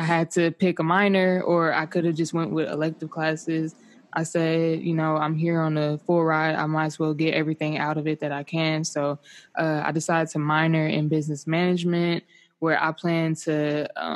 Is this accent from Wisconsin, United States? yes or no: no; Euless, Texas, United States; moved away as an adult; also born or lived in Dallas, Texas; now in Irvine, United States; born and raised in Texas. Dallas is where I was born